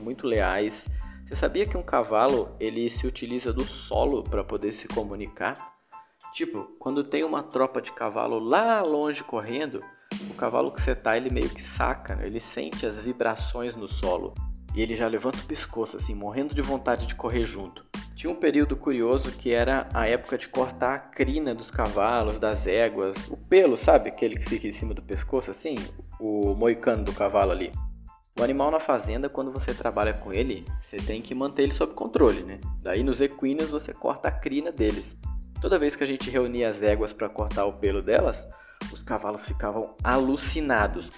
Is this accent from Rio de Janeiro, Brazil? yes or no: no; Ariquemes, Rondônia, Brazil; lá na minha cidade, em Ariquemes, Rondônia